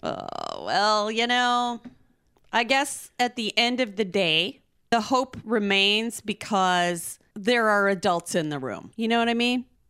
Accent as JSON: {"language": "English", "country": "United States", "said": "as an American"}